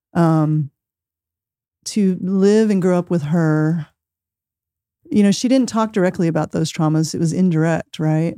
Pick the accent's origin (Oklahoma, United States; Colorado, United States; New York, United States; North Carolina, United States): Oklahoma, United States; Osage Nation; moved away as an adult; also born or lived in Ponca City, Oklahoma / California / Portland, Oregon; I was born in Ponca City, Oklahoma, grew up in the Osage Nation out on my great-grandmother's land